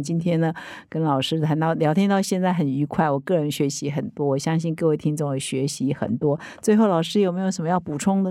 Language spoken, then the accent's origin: Chinese; Taiwan; 我们台湾人